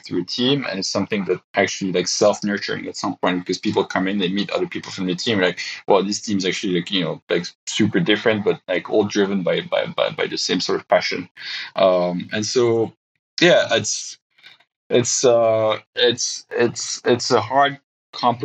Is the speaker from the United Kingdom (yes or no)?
no; Belgium; moved away as an adult; we just decided it was time for us to be closer to family. So we're moving back to Belgium